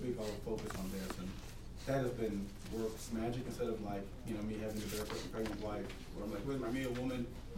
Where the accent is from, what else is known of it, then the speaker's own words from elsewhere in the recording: St. Thomas, U.S. Virgin Islands; As I was growing up in St. Thomas, my aunt used to say, a man is a man when he doesn't need to depend on a woman to take care of him.